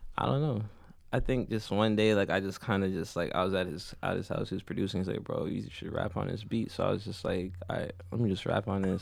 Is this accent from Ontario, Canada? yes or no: yes; Toronto, Ontario, Canada; born or raised there; also born or lived in Jamaica